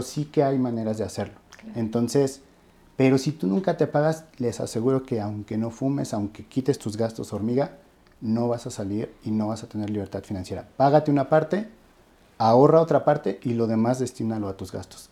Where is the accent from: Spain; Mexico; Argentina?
Mexico; como mexicanos